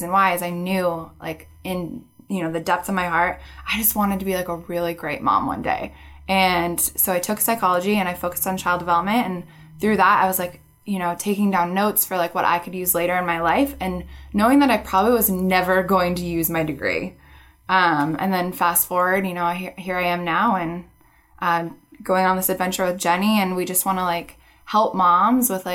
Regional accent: Renton, Washington, United States; I was born and raised in Renton, and I went to Kent Ridge High School

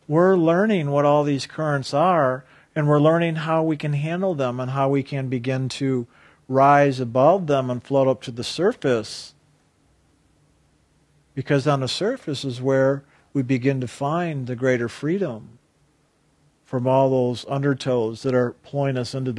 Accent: Lake Michigan, United States; I grew up on the Great Lake, Lake Michigan, and on really stormy days, we'd go swimming because the waves were big and fun to play in there

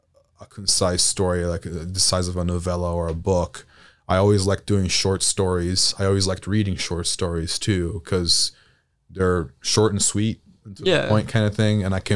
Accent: Italy; moved away as an adult; Yeah, I was born in Italy and was raised in Italy, and I moved here for college. My mother's American, so I learned English at a very young age.

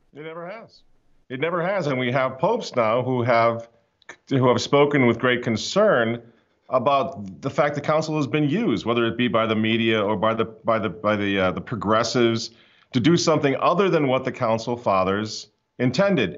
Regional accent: United States; we as American traditional Catholics

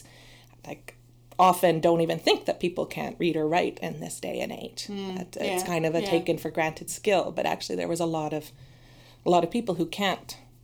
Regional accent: Canada; moved away as an adult; also born or lived in Toronto; now in Sweden; I'm originally from Canada

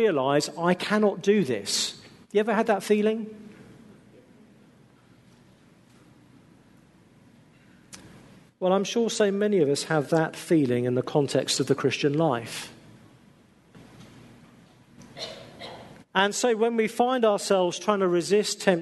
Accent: England, United Kingdom; being English

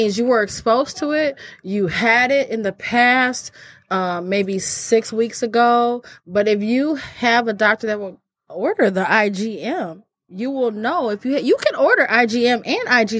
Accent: Michigan, United States; I'm from Michigan

